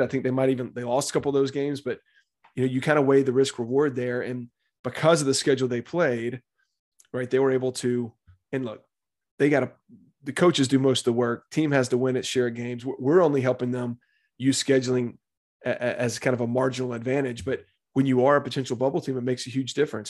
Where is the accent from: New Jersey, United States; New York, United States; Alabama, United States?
Alabama, United States; Birmingham; now in Tuscaloosa, United States; I grew up in Birmingham, Alabama, born and raised there.